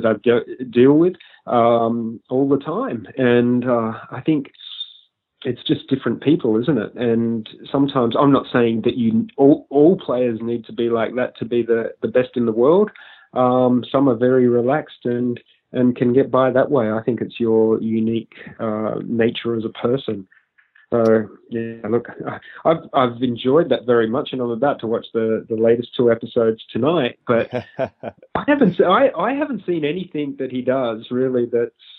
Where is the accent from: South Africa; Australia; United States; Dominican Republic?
Australia; as an Australian